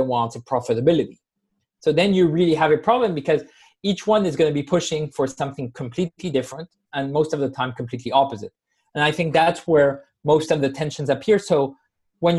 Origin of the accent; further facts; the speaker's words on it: Spain; I come from Spain originally